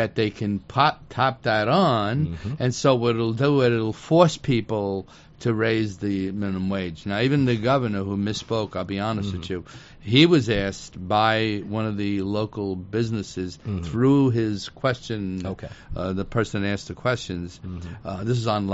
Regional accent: Italy; moved away; I was born in Italy

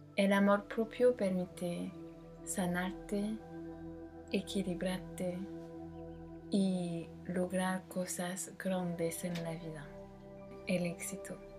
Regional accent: France; francesa y coach de imagen

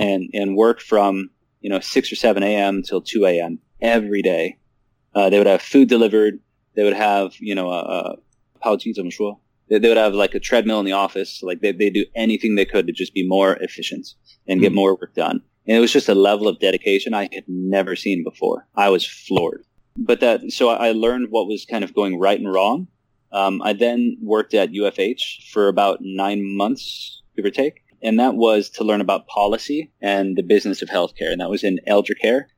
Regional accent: Omaha, Nebraska, United States; my hometown, Omaha, Nebraska

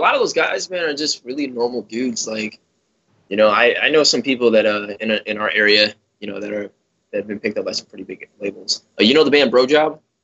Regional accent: Chicago, Illinois, United States; I grew up in Chicago

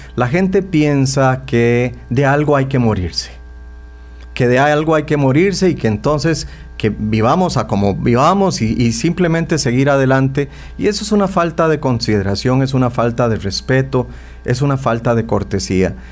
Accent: Costa Rica; nosotros los ticos

